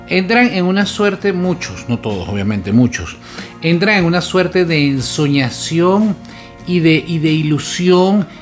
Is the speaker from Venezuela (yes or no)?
yes; Venezuela; moved away as an adult; en el momento que emigramos nosotros de Venezuela